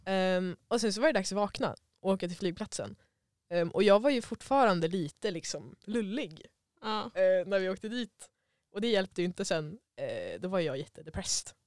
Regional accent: Sweden; also born or lived in Germany; jag var svensk

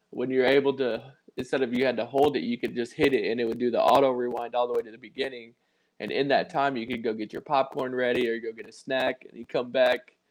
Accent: Midwest, United States; I'm from the Midwest and we love dips

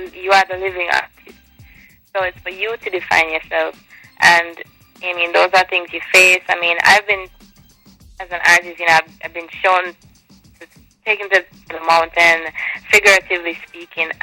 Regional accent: Jamaica; I cook Jamaican food because I'm from Jamaica

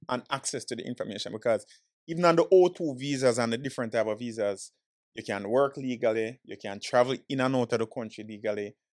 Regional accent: Jamaica; now in Florida, United States; born and raised in Jamaican, straight yardie

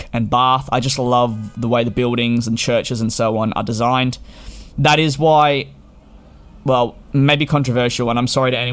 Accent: Melbourne, Victoria, Australia; I come from Melbourne

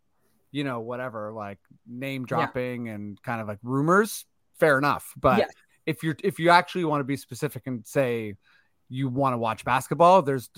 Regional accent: Toronto, Ontario, Canada; We're from Toronto.

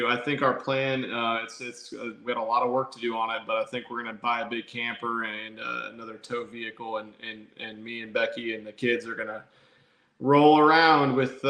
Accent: Nebraska, United States; now in Texas, United States; Man, we never had a professional sports franchise since I'm from Nebraska

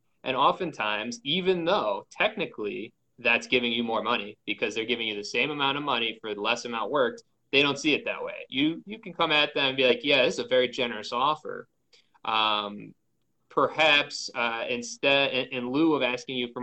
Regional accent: New York City, New York, United States; I grew up in Queens

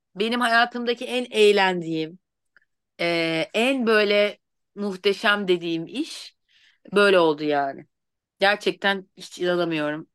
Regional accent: Bursa, Turkey; also born or lived in Eskişehir; Sonra Bursalıyım. Mezun olup Bursa'ya döndüm.

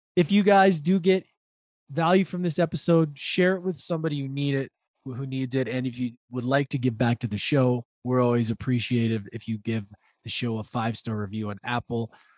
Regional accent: Vancouver, British Columbia, Canada; we're both from Vancouver

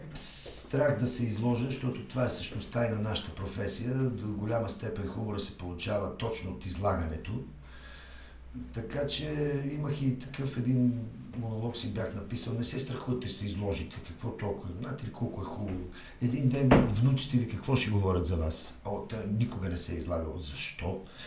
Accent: Bulgaria; уж сме българи, но сме европейци

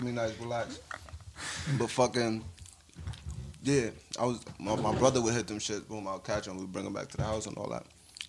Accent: Jersey City, New Jersey, United States; also born or lived in Puerto Rico; I'm from Jersey City.

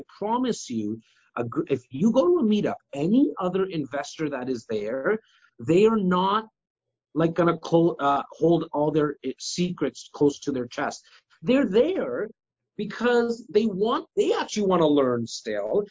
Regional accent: Toronto, Ontario, Canada; it's also the place I'm born and raised.

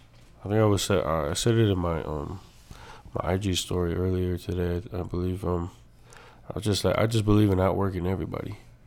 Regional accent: Santa Ana, California, United States; also born or lived in Anaheim, California; between Santa Ana and Anaheim all my life.

